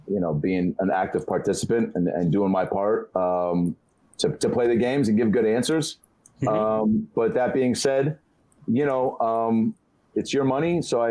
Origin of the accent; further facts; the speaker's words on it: Seattle, Washington, United States; Yeah, Dave being from New York, me being from Seattle, but sounding like I'm from New York